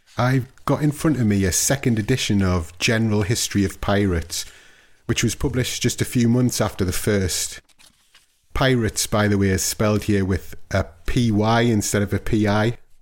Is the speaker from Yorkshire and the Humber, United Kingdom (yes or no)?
no; Newcastle upon Tyne, North East England, United Kingdom; my hometown of Newcastle